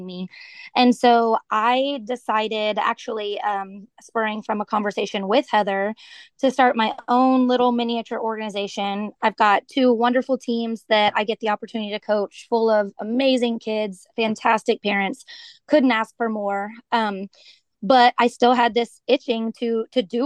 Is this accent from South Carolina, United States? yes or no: no; Katy, Texas, United States; also born or lived in Tulsa, Oklahoma; I grew up just outside of Houston, Texas, in a little town called Katy